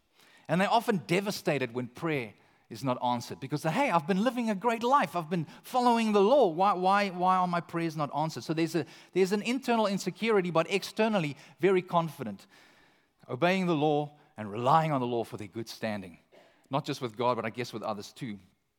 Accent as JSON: {"language": "English", "country": "Canada", "lives_now": "United States", "said": "I'm from Canada, and I think even here in California, perhaps this describes a large portion of society."}